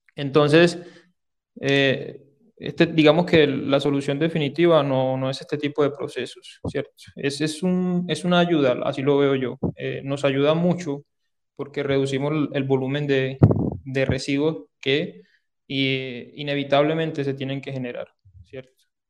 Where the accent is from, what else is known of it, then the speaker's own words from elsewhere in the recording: Sahagún, Córdoba, Colombia; accent: Caribbean; moved away as an adult; now in Medellín, Colombia; yo soy de Sagún, Córdoba, aunque bueno, ya tengo casi 11 años de, estar por acá en Medellín, desde que me vine a estudiar a la, a la Antioquia